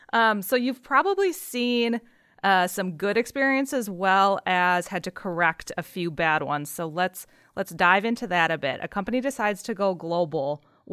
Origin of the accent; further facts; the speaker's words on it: United States; I'm still American. I understand US dollars. I don't understand Australian dollars as much. I want it shipped to the US